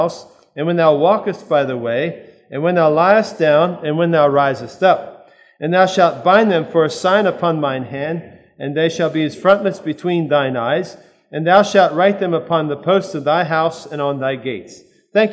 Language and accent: English; Lancaster, Pennsylvania, United States; We come from Lancaster, Pennsylvania area